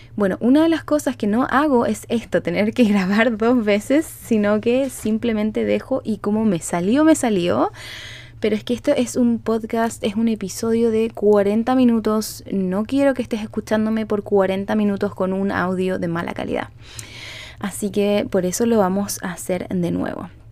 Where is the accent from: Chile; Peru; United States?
Chile; now in Canada; yo vivo en Canadá, soy chilena, pero vivo en Canadá